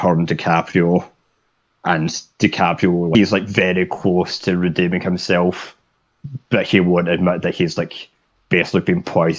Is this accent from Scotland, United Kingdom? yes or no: yes; Scotland, United Kingdom; One of the few upsides about being Scottish